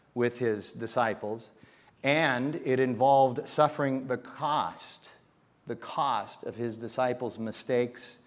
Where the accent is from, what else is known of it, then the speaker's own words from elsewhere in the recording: Phoenix, Arizona, United States; I was born at Good Samaritan Hospital in 1959.